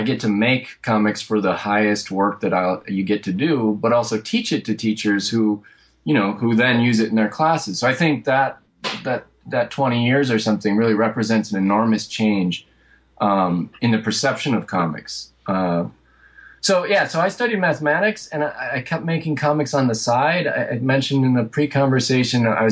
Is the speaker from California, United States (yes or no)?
no; rural Michigan, United States; moved away as an adult; also born or lived in Detroit, United States; now in New York, United States; I'm from Michigan, from rural Michigan, and then eventually I spent about a decade in Detroit before coming out to New York